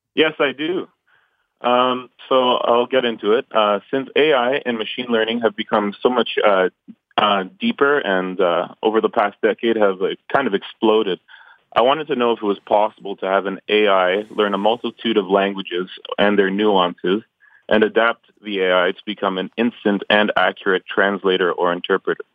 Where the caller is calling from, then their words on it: Ontario, Canada; I'm calling from uh, Ontario, Canada